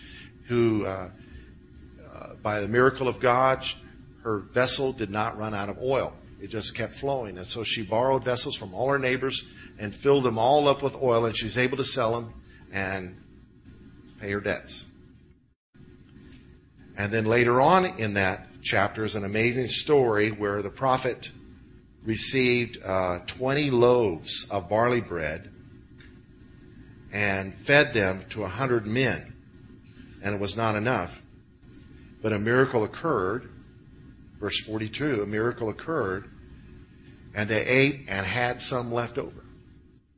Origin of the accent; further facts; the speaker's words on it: Illinois, United States; I grew up with in Illinois